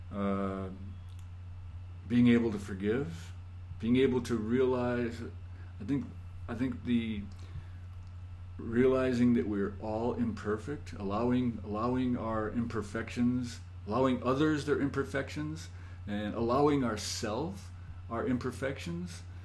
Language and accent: English; Scranton, Pennsylvania, United States; moved away; I grew up in Scranton, Pennsylvania